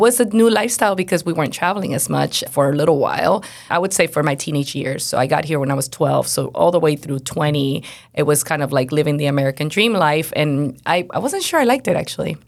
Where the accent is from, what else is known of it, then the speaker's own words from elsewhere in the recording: Venezuela; moved away; I was born and raised in Venezuela, so I grew up in Venezuela, and my parents are missionary, were missionaries.